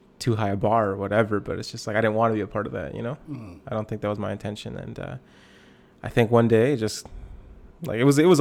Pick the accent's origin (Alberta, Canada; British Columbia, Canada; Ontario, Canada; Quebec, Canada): British Columbia, Canada; Lower Mainland; moved away as an adult; now in Kelowna, Canada; I'm from Lower Mainland. I kind of grew up there. I pastor in Kelowna, BC now.